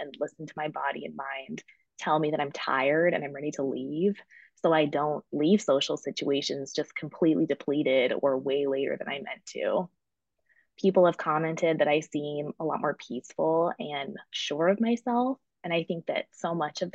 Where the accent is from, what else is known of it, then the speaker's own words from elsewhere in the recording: Fort Collins, Colorado, United States; moved away as an adult; now in Chicago, United States; I grew up in Colorado